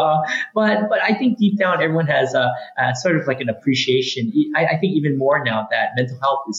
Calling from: Olympia, Washington, United States; I'm joining you from Olympia, Washington, here on the West Coast, here in the U.S., so from across the pond.

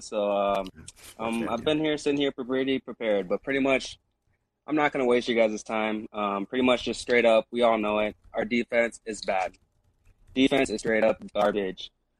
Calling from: Sioux Falls, South Dakota, United States; I'm calling from Sioux Falls, South Dakota.

